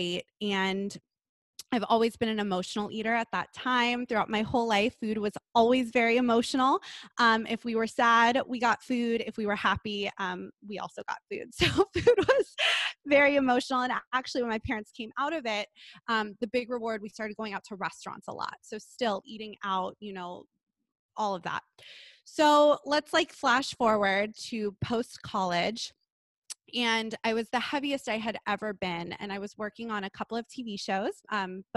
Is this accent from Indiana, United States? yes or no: no; Los Angeles, California, United States; I grew up in Los Angeles in Southern California